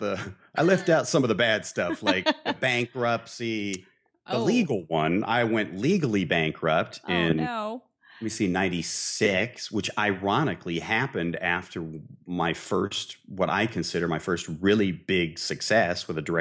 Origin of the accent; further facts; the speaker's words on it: Midwest, United States; I grew up in the Midwest, okay?